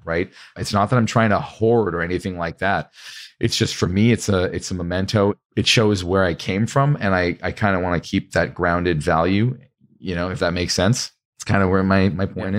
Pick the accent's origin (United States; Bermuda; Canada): Canada; I'm actually Canadian